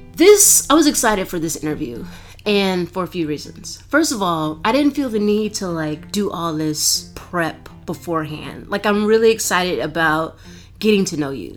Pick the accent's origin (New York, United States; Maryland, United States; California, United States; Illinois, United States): Maryland, United States; Baltimore; I grew up in Baltimore. I grew up in a black neighborhood